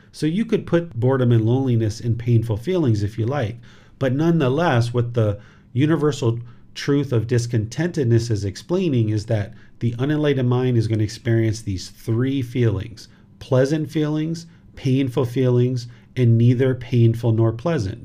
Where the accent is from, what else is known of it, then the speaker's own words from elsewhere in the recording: United States; now in Thailand; this physical body was born in America